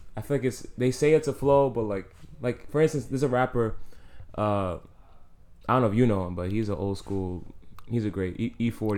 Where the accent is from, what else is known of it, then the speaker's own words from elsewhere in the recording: New York City, New York, United States; I'm from the Bronx